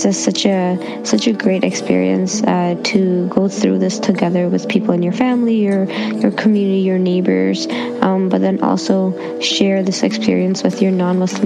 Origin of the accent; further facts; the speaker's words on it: Toronto, Ontario, Canada; I'm from Toronto, and my background is Indian